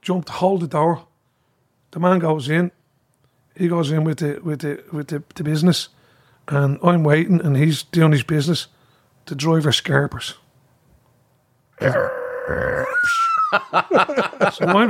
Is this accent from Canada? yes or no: no; Dublin, Leinster, Ireland; I'm from Cabra.